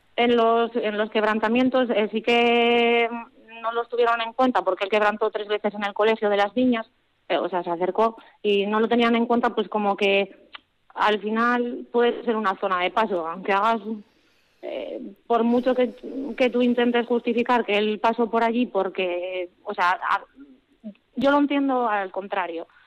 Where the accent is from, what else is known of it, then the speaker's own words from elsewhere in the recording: Asturias, Spain; moved away; also born or lived in Vitoria; siempre hemos tenido mucho arraigo con mi tierra